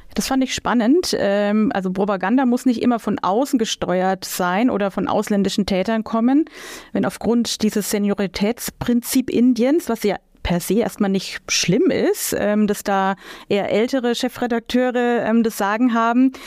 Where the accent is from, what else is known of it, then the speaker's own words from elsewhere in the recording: Germany; bei uns in Deutschland